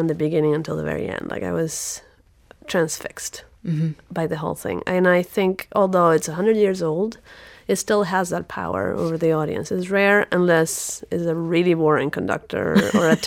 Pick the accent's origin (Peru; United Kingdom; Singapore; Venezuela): Venezuela; also born or lived in Michigan / Caracas; now in Houston, United States; I'm originally from Venezuela, so we don't have any seasons